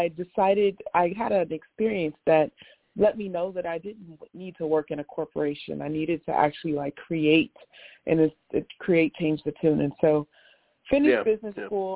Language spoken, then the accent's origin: English; Los Angeles, California, United States; also born or lived in New York City; I grew up, born and raised in Los Angeles, California.